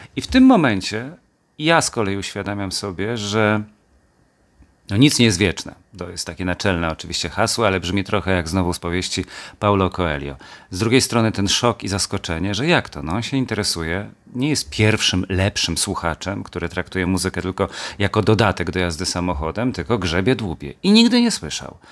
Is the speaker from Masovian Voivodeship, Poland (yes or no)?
no; Kielce, Świętokrzyskie Voivodeship, Poland; also born or lived in Gdynia area; jestem kielczaninem z dziada pradziada